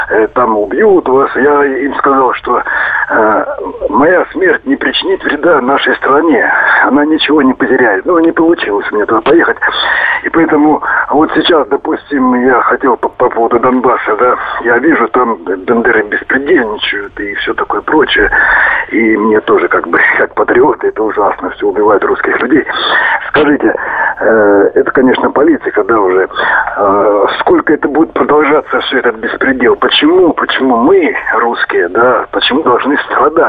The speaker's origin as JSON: {"language": "Russian", "town": "Belgorod", "region": "Belgorod Oblast", "country": "Russia", "said": "Здравствуйте, я из Белгорода."}